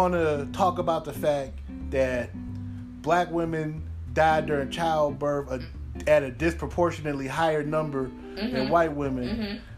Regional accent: Chicago, Illinois, United States; I'm from Chicago

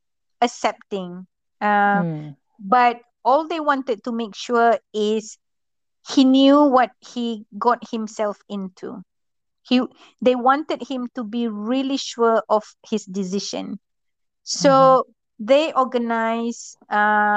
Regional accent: Malaysia; I grew up in a village in Malaysia

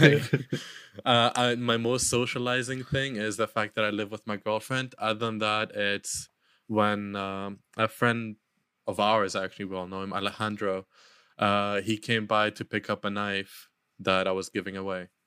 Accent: Luxembourg; moved away; in Europe, where I grew up in Luxembourg

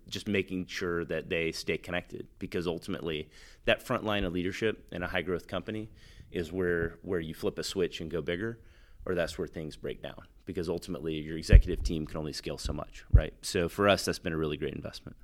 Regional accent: Texas, United States; now in Wilmington, United States; I'm from Texas

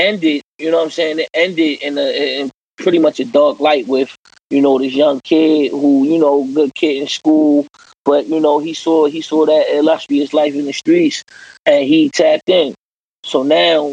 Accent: Baltimore, Maryland, United States; I'm born and raised in East Baltimore

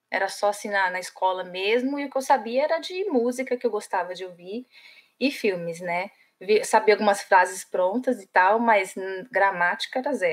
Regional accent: São Paulo, Brazil; moved away as an adult; now in Ireland; Somos vizinhas, eu sou lá da Vila Matilde.

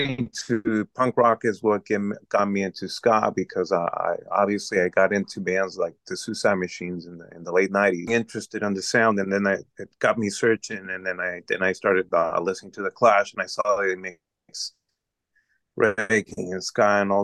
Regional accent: Tijuana, Baja California, Mexico; also born or lived in San Diego, United States; I'm from Tijuana. I was born in San Diego. I was raised in Tijuana all my life.

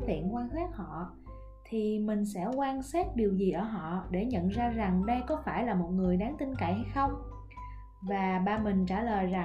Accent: Mekong Delta, Vietnam; accent: Mekong Delta (miền Tây); mình còn là một cô gái miền tây với cái chất giọng cao cao the thé và rất là sởi lởi mình thì rất là ưng giọng miền tây của mình nó khá là thân thiện

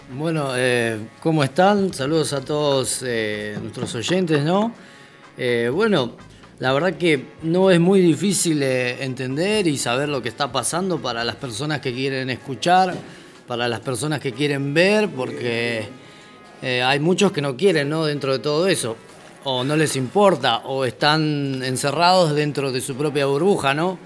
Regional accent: Bolivia; now in Argentina; como boliviano

